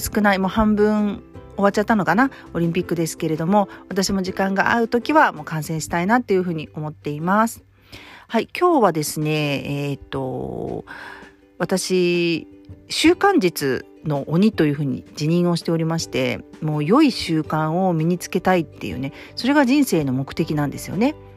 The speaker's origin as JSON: {"language": "Japanese", "country": "Japan", "said": "私やっぱり日本人"}